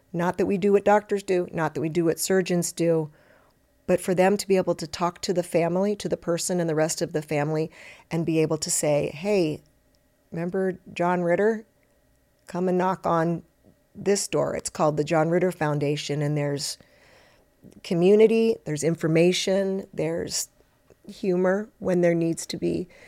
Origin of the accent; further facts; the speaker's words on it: Cincinnati, Ohio, United States; moved away; also born or lived in Detroit; I grew up in Cincinnati